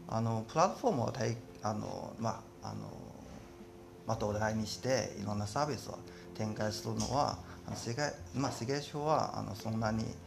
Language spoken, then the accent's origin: Japanese; Tianjin, China; Japanese is a second language; moved away as an adult; also born or lived in Shanghai; now in Japan; 私中国天津で出身で